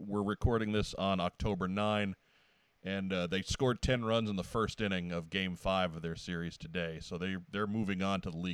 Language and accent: English; Long Island, New York, United States; now in St. Louis, United States; I grew up in New York